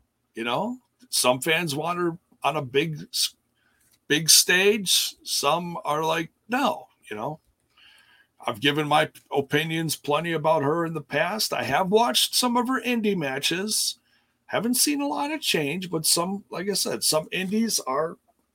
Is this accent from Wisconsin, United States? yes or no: yes; Milwaukee, Wisconsin, United States; I'm from Milwaukee.